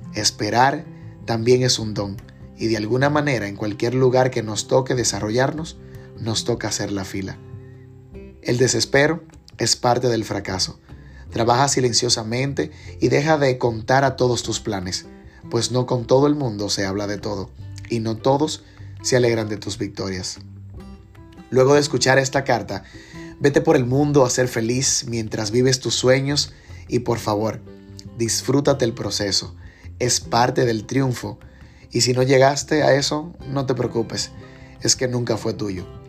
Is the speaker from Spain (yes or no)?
no; Dominican Republic; como buen dominicano